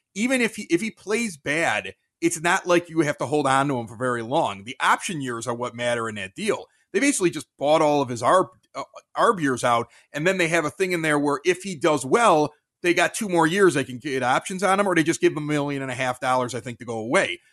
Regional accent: Chicago, Illinois, United States; moved away as an adult; also born or lived in Champaign, Illinois / Reno, Nevada / Wheeling, West Virginia / Pittsburgh; And I'm from Chicago, And so when I came back here

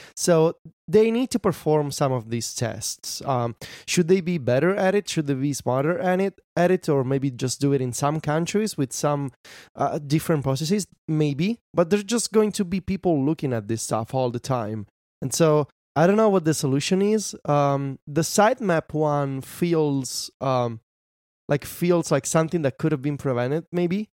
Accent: Italy; born or raised there

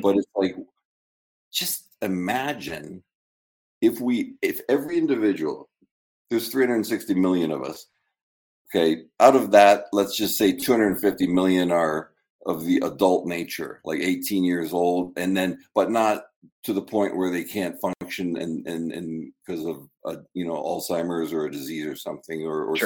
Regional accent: Canada; moved away as an adult; also born or lived in Michigan, United States; now in United States; I'm a Canadian citizen here on my yeah. third year card, you know, and I had a student visa, you know, at Michigan State, and three green cards now, and um, I, you know, I've lived in the U.S. longer than Canada.

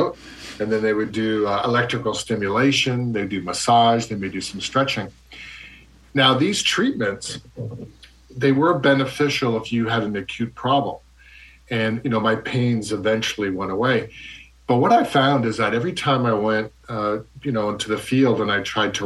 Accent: Canada; moved away; also born or lived in Ontario; I'm from Canada originally.

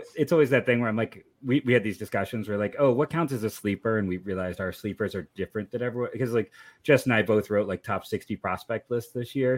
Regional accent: Akron, Ohio, United States; born and raised in, in Akron

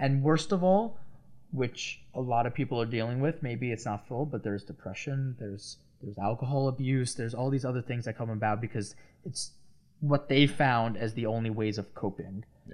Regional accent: Long Island, New York, United States; I'm from Long Island

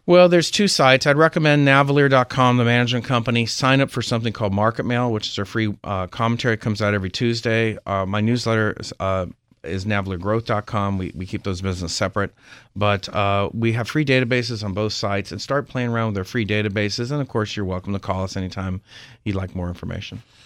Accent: Berkeley, California, United States; also born or lived in Nevada; now in Palm Beach, United States; I'm originally from Berkeley

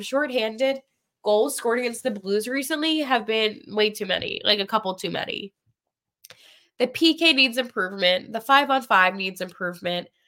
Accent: Pennsylvania, United States; Some of us from Pennsylvania

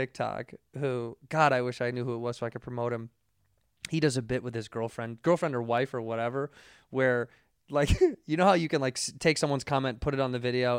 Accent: Midwest, United States; because we're from the Midwest, we don't sound like anything.

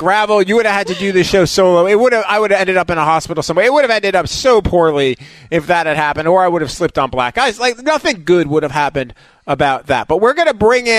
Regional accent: New York, United States; now in Atlanta, United States; I grew up in New York

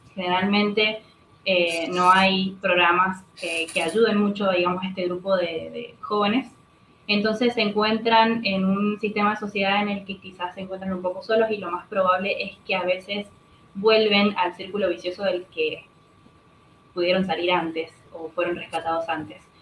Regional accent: Mendoza, Argentina; soy mendocina

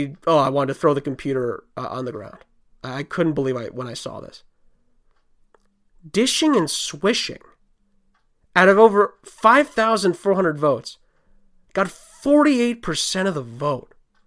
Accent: New York City, New York, United States; I grew up in New York City.

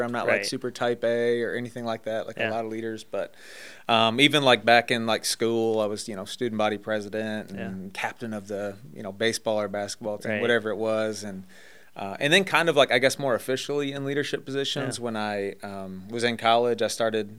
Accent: Michigan, United States; But I've lived kind of south of Michigan, so I don't really sound like I'm from Michigan anymore.

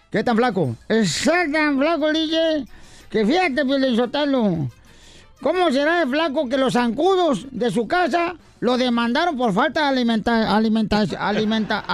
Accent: Michoacán, Mexico; no, yo no soy español, fíjate, soy michoacano.

